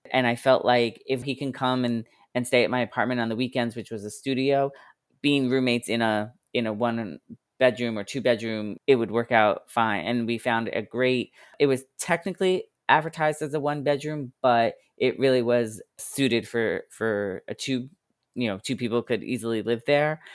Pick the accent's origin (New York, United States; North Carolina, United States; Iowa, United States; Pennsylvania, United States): New York, United States; Long Island; also born or lived in Queens, New York / Boston, Massachusetts / Manhattan, New York; I was born in Queens, but, uh, moved to Long Island when I was one years old. So basically, I consider myself a Long Islander. I grew up on Long Island